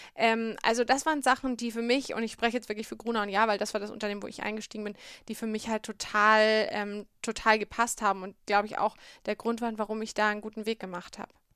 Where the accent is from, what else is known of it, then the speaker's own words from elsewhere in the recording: Bamberg, Bavaria, Germany; Also ich bin aufgewachsen in Bamberg, beziehungsweise in einem Vorort von Bamberg, in Bischberg